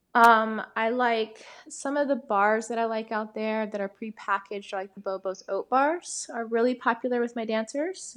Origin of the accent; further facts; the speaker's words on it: Atlanta, Georgia, United States; I'm from Atlanta